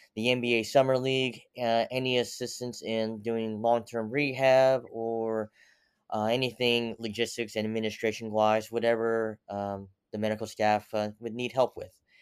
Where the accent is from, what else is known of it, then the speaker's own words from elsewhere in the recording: United States; also born or lived in Seoul, South Korea / Pennsylvania / Tennessee / Utica, New York; came to America when I was ten months old and grew up in the mixture of Pennsylvania and Tennessee